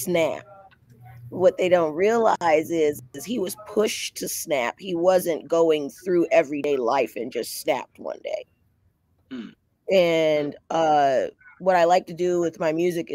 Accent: Los Angeles, California, United States; I'm originally from Los Angeles, California.

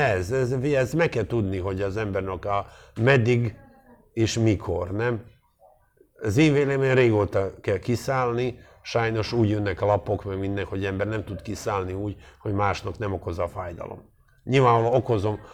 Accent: Montenegro; also born or lived in Dubrovnik, Croatia; now in Hungary; én Montenegro-i gyerek vagyok, azért ez tudjuk már meg, hogy azért ez nem egy csúnya ország, Dubra nyugodt születtem

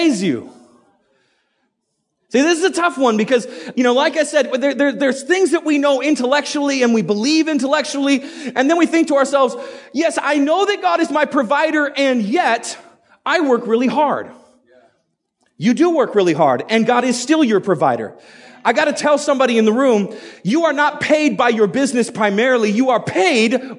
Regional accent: United States; also born or lived in Idaho; I'm an American. And I live in Idaho

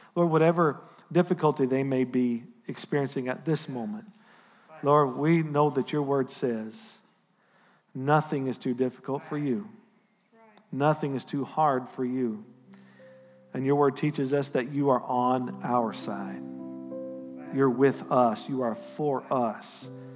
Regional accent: United States; as your pastor and as an American

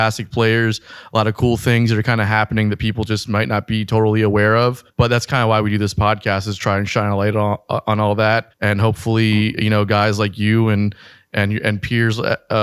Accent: Pembroke Pines, Florida, United States; I'm from a suburb right between Miami and Fort Lauderdale called Pembroke Pines

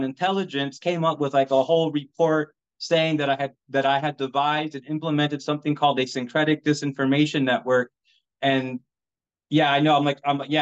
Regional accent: United States; We are American citizens. We are not foreign anything, right? Born and raised

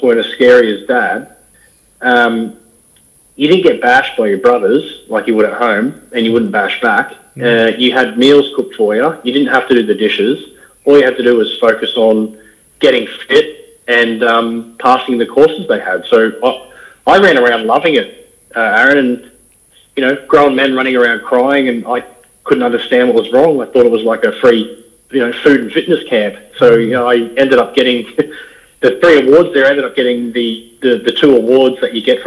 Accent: north of the Gold Coast, Queensland, Australia; we grew up just north of the theme parks down near Dreamworld, Wet n Wild, north of the Gold Coast in some bushland

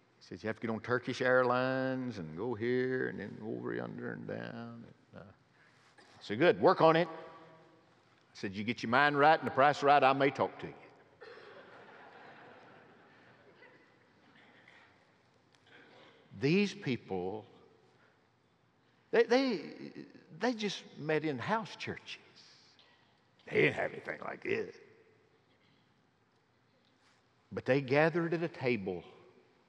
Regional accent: rural northeast Alabama, United States; moved away; my home in rural northeast Alabama

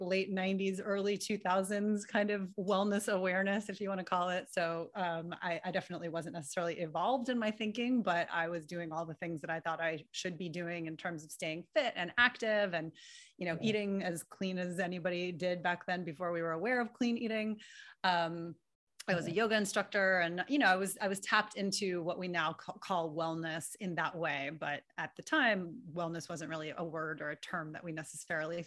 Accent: New York City, New York, United States; also born or lived in Illinois; I was born and raised in New York City.

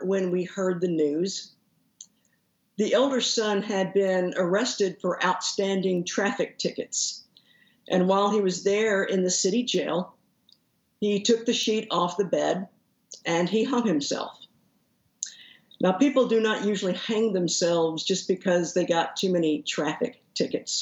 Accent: Haltom City, Texas, United States; I usually say that I grew up in Fort Worth, but actually I grew up in Haltom City, which is the suburb that's right to the northeast of Fort Worth

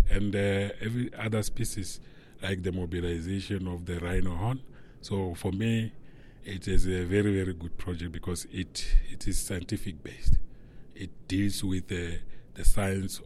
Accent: Limpopo, South Africa; I'm from South Africa in a province called Limpopo, in the community called Balepi

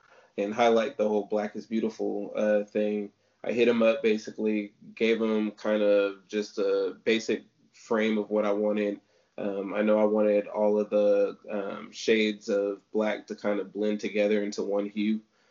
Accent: Sacramento, California, United States; moved away; I'm originally from Sacramento

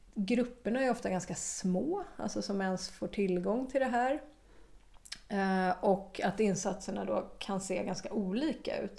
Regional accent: Stockholm, Stockholm County, Sweden; moved away as an adult; also born or lived in Malmö, Sweden / Australia; Jag är från Stockholm ja. ursprungligen, men vi hade bott i Malmö innan vi flyttade till Australien och kom tillbaka till Malmö då

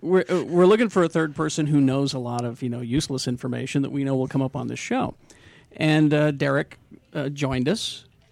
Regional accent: Utah, United States; we're from Utah

